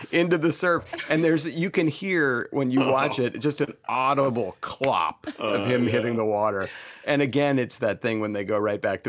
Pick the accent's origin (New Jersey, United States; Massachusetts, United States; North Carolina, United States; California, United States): Massachusetts, United States; Boston; growing up in Boston